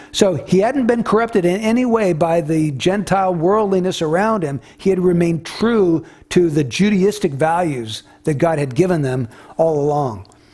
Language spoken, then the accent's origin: English; United States